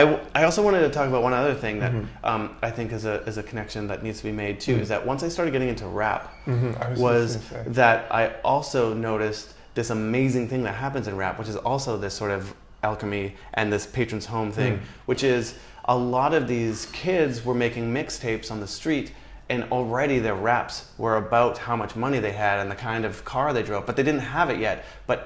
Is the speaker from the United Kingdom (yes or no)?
no; Canada; And it's kind of easy to do, to be honest, because Canadians love Canadians, my dad knows every single goddamn p